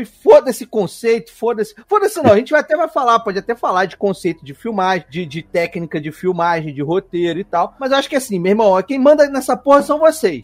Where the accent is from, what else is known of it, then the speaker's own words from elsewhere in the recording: Petrópolis, Rio de Janeiro, Brazil; now in Rio de Janeiro, Brazil; eu sou de Petrópolis, né? Nasci lá, nasci em Petrópolis, morei lá muito tempo antes de mudar pro Rio